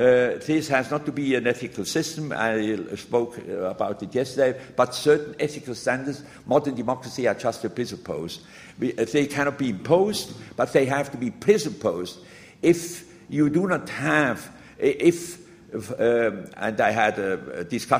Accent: Switzerland; moved away; also born or lived in Germany; even in my home country, Switzerland

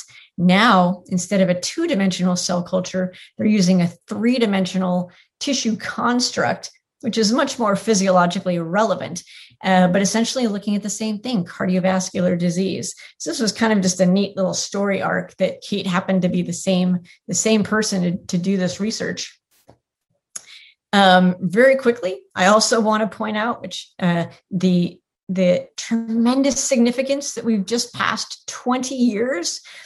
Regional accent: Tiburon, California, United States; moved away as an adult; now in Houston, United States; I grew up in Tiburon.

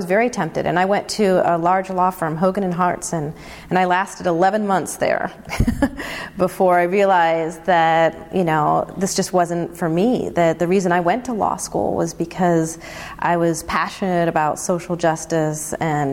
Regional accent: Chicago / small town in Illinois, United States; I was born in Chicago

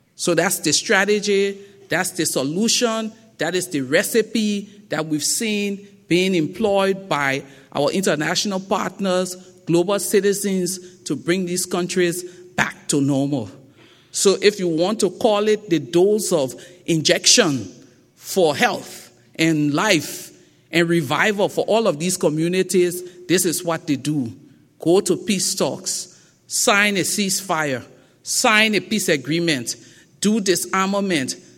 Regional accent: Liberia; accent: thick Liberian; now in Accra, Ghana; my thick Liberian accent

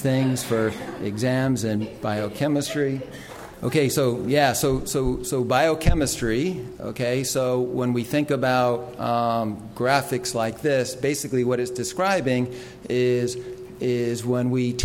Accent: New York City, New York, United States; I grew up in New York City and didn't really have many opportunities to experience these things

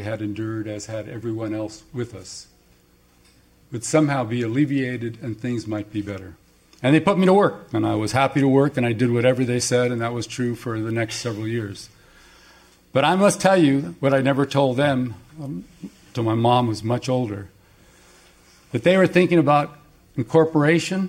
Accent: Los Angeles, California, United States; I'll say East

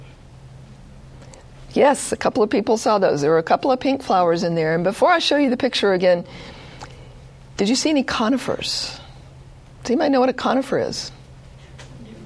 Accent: the South, United States; moved away; I grew up in the South

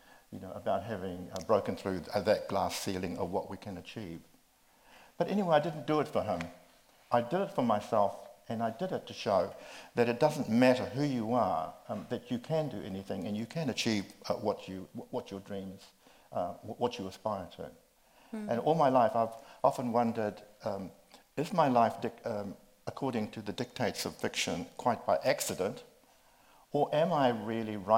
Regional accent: New Zealand; also born or lived in New York; you and I come from New Zealand

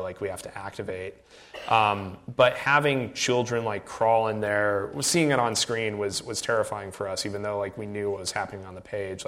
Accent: Iowa, United States; we grew up in Iowa

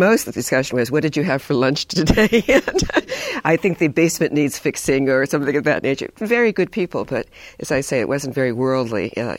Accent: Hibbing, Minnesota, United States; born there; also born or lived in East Coast; now in California, United States; I was born in Minnesota, Hibbing, Minnesota, Bob Dylan country, maybe one of the coldest places in the world. And then I moved quite a lot, went to college and graduate school on the East Coast, and then came to California

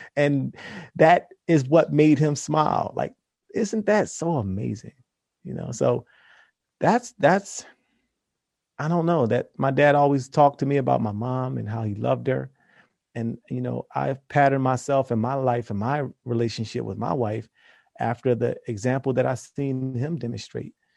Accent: Philadelphia, Pennsylvania, United States; we're around the same age, two black guys from Philly

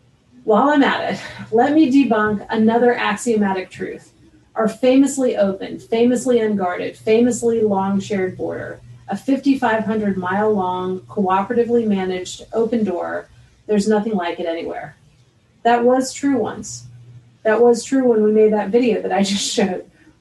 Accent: United States; since I'm an American.

